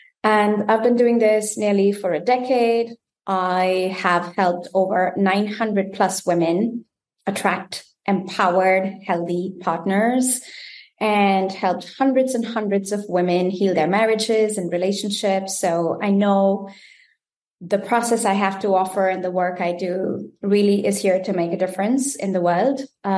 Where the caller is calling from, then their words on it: Germany; I am tuning in from Germany.